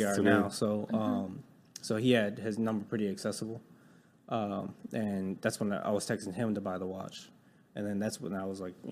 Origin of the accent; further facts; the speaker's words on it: Connecticut, United States; moved away as an adult; now in Dallas, United States; I'm 27 years old. I'm from Connecticut